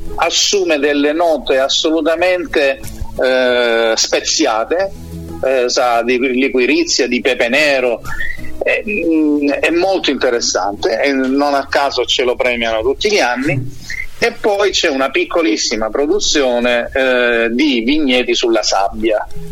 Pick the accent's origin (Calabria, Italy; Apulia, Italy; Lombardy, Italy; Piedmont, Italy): Apulia, Italy; Manduria; sono la terza generazione nel vino a Manduria